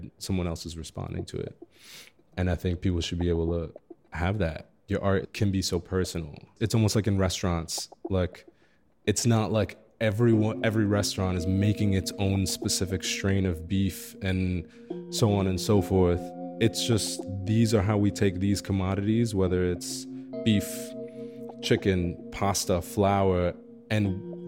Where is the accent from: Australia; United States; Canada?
United States; New York City, New York; moved away as an adult; now in Chicago, United States; I grew up in Crown Heights in Brooklyn